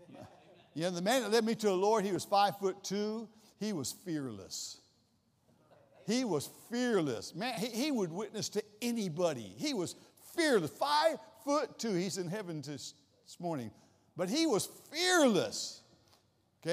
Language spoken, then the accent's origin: English; Columbus, Ohio, United States; I'm from Columbus, Ohio